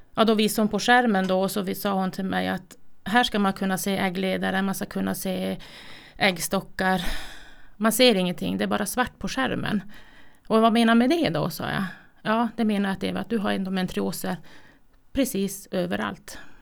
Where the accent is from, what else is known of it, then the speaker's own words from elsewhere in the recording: Kiruna, Norrbotten County, Sweden; Född och uppvuxen i Kiruna